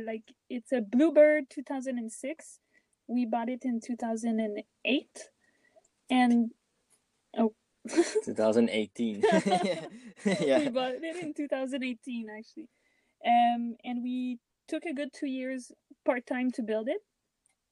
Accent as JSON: {"language": "English", "area": "South Shore of Montreal", "region": "Quebec", "country": "Canada", "tie": "born or raised there", "moved": "as an adult", "said": "I grew up close to Montreal on the South Shore"}